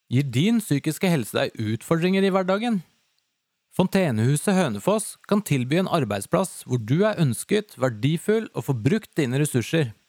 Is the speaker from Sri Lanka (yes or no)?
no; Latvia; first language Latvian; Norwegian is a second language; now in Norway; Jeg kommer jo fra Latvia